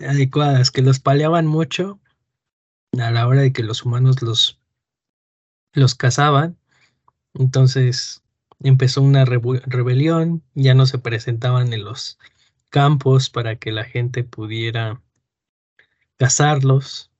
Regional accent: Mexico City, Mexico; yo de chiquito viví en la Moctezuma

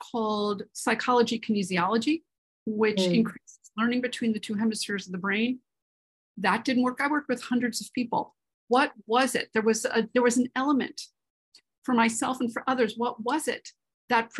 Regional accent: New York City, New York, United States; I grew up in Manhattan, New York City

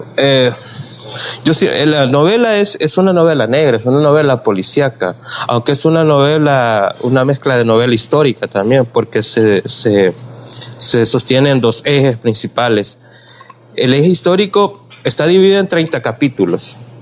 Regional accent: El Salvador; soy salvadoreño, tengo que hablar solo de mi ambiente San Salvador

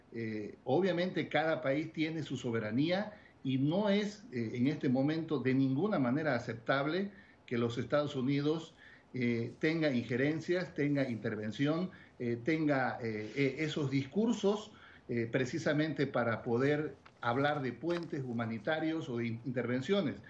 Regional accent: Bolivia; En mi país

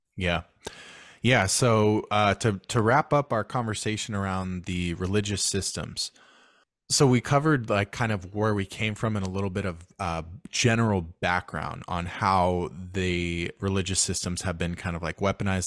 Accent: United States; I'm American

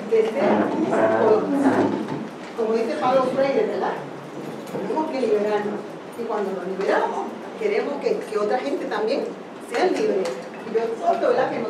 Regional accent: Puerto Rico; moved away as an adult; also born or lived in United States; Yo soy boricua

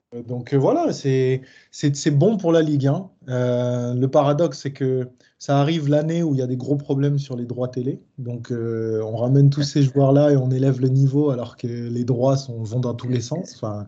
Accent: Paris, Île-de-France, France; je suis parisien

